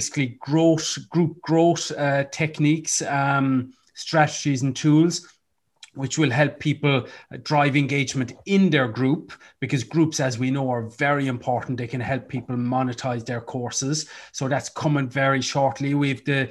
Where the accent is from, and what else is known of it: Ireland